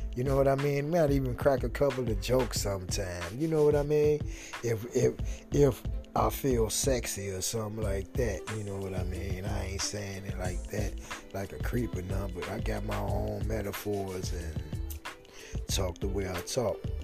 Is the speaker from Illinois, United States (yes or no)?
yes; Chicago, Illinois, United States; born and raised in Chicago